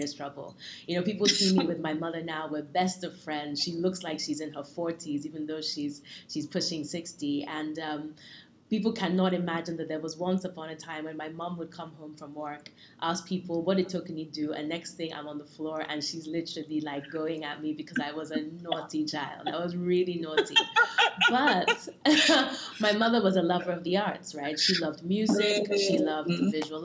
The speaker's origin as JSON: {"language": "English", "region": "Lagos", "country": "Nigeria", "tie": "born or raised there", "also_born_or_lived": "London, United Kingdom", "first_language": "English", "moved": "yes", "said": "I was born in Lagos to a mother who is Yoruba"}